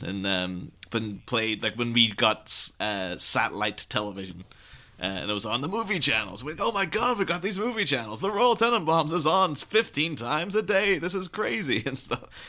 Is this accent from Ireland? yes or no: yes; Ireland; moved away as an adult; now in England, United Kingdom; I grew up in Ireland, but I'm living in England at the mi-, at the minute